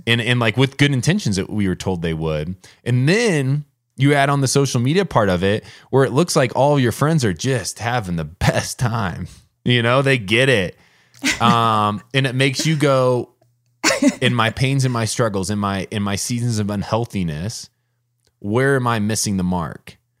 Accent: Warsaw, Indiana, United States; moved away as an adult; growing up in Indiana

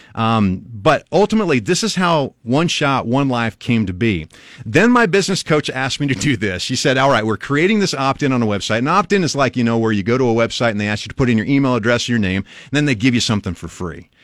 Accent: Albion, Nebraska, United States; now in Lincoln, United States; I grew up in Albion, Nebraska, which is about two and a half hours northwest of here.

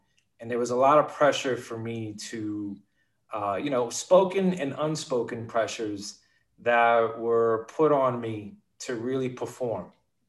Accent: Bronx, New York, United States; Well, you know, I come from a very modest lower middle class Puerto Rican family.

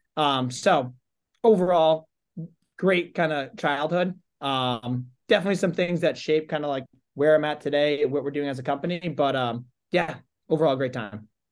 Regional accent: Holden, Massachusetts, United States; grew up in Holden, Mass. So that's, uh, Central Mass.

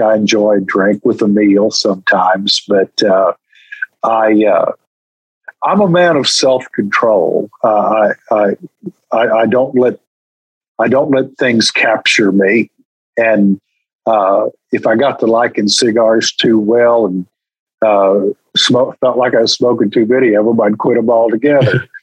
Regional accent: Texas, United States; I'm from Texas

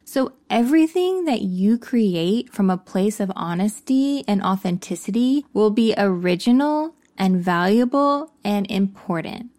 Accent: Texas, United States; I came out as gay when I was fifteen years old, growing up in Texas

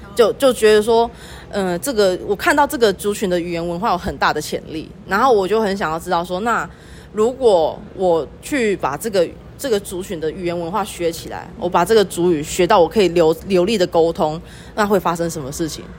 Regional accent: Pingtung County, Taiwan; also born or lived in Yuchi Township, Nantou; now in Yuchi, Taiwan; 我本身是屏东人，然后目前住在鱼池乡

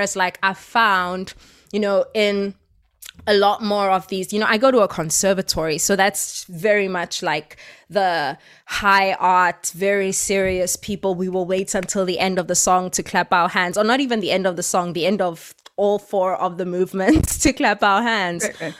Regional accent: South Africa; I'm a South African and everything that we do has always been, you know, very politically charged.

